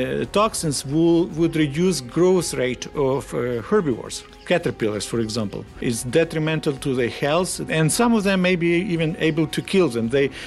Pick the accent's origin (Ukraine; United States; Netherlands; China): Ukraine; Kyiv Oblast; moved away; I grew up in Ukraine, around Kyiv region, and I grew up on a farm.